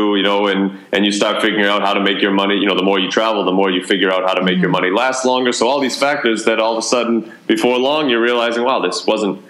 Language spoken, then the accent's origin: English; Boston, Massachusetts, United States; moved away as an adult; also born or lived in Atlanta, Georgia / Amherst, Massachusetts / Melbourne, Australia; I'm actually originally from Boston